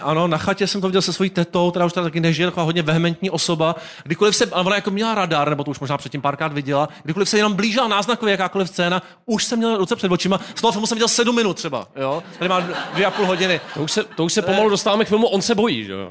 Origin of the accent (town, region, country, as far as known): Prague, Czechia; born or raised there